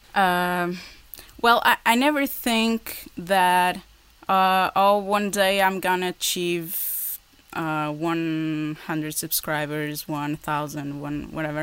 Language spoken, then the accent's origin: English; Portugal; English is a second language; also born or lived in Porto; in Porto. That's where I live. I'm from Portugal.